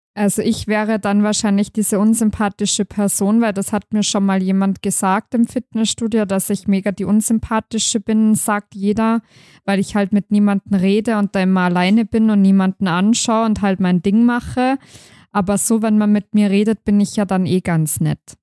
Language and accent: German; Tyrol, Austria; bei uns in Tirol